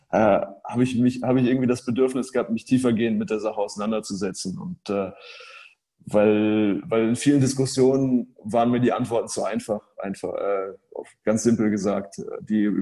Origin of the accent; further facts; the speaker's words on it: Hamburg, Germany; St. Pauli ist eine interessante Mannschaft natürlich auch als, als Hamburger.